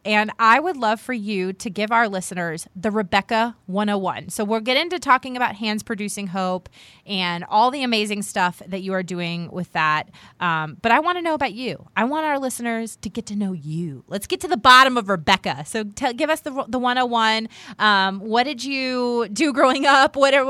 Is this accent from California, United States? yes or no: no; Virginia, United States; I'm from Virginia.